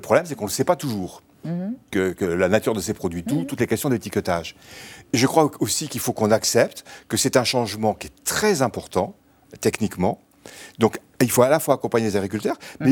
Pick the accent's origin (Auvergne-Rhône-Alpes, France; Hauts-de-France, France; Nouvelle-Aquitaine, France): Nouvelle-Aquitaine, France; Bordeaux; moved away; also born or lived in Normandy; je suis bordelais d'origine